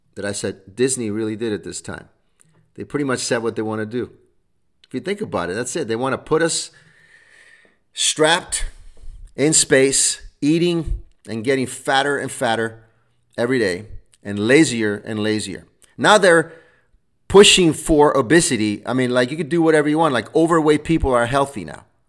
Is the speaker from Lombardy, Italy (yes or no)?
no; Rome, Lazio, Italy; now in United States; I was born in Rome, Italy.